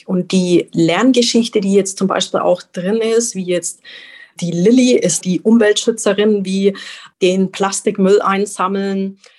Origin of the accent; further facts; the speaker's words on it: Roth, Germany; hier jetzt in meinem Heimatort in Roth